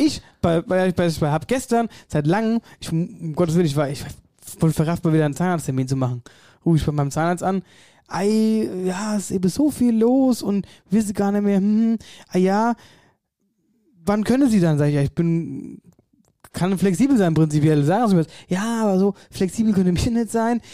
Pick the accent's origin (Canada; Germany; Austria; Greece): Germany; Wetterau, Hesse; bei uns in der Wetterau